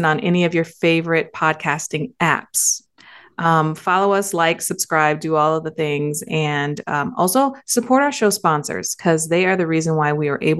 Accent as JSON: {"language": "English", "region": "Michigan", "country": "United States", "moved": "yes", "lives_now": "Texas, United States", "said": "So I'm originally from Michigan. All my family is still in Michigan"}